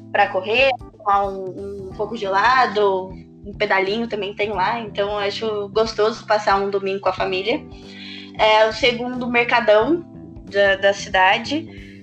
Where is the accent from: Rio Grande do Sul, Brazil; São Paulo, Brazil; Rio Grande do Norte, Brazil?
São Paulo, Brazil; Ribeirão Preto; born there; also born or lived in Campinas; now in Bauru, Brazil; nasci em Ribeirão Preto, moro em Bauru